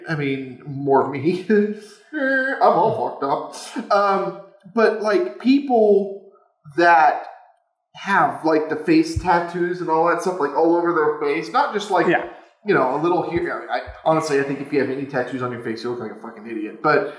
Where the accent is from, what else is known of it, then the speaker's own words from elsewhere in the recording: England, United Kingdom; born there; I was born in England, so I've got England all over my arm here.